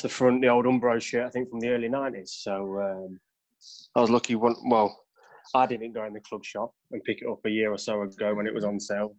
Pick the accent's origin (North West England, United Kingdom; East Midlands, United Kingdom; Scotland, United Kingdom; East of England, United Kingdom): East Midlands, United Kingdom; Derby; Grew up right in the heart of Little Over